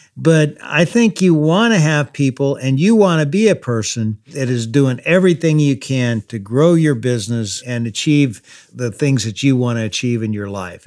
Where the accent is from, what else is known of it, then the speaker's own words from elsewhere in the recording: Louisville, Kentucky, United States; my hometown, Louisville, Kentucky